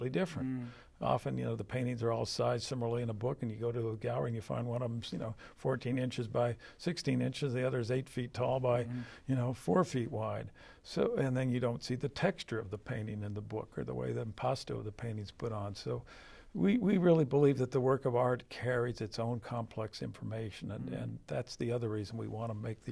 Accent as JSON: {"language": "English", "area": "San Francisco Bay Area", "region": "California", "country": "United States", "tie": "born or raised there", "moved": "yes", "lives_now": "Connecticut, United States", "said": "San Francisco Bay Area artists where I grew up out in California"}